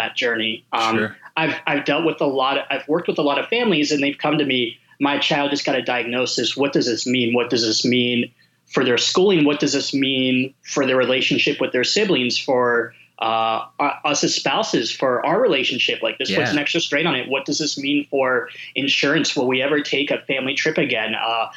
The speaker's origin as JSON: {"language": "English", "region": "Pennsylvania", "country": "United States", "tie": "born or raised there", "said": "I grew up in Pennsylvania"}